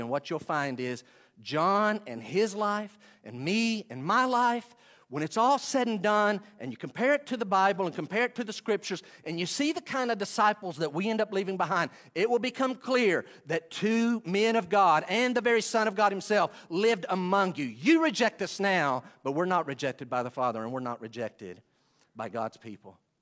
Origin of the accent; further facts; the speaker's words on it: Western North Carolina, United States; accent: Western North Carolina; my accent, my Western North Carolina accent